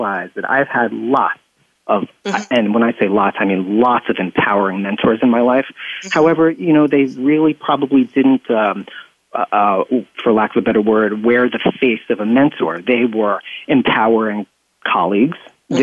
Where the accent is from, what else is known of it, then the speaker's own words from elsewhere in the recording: upstate New York, United States; also born or lived in Staten Island, New York; I actually grew up in upstate New York, a relatively rural area